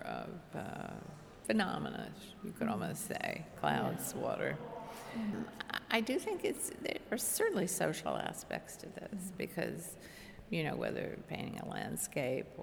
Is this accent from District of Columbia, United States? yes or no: yes; Washington, District of Columbia, United States; I was born and raised in Washington, D.C.